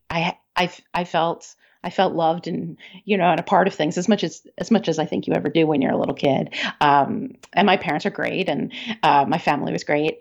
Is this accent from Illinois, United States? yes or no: no; Maryland, United States; now in Seattle, United States; I grew up in Maryland